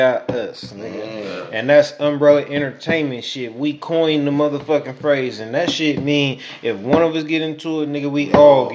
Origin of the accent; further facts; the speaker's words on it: Oakland, California, United States; I'm from East Oakland, California